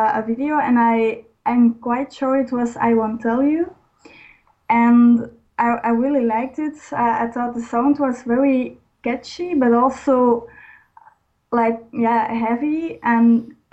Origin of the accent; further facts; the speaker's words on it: Belgium; I am a girl from Belgium.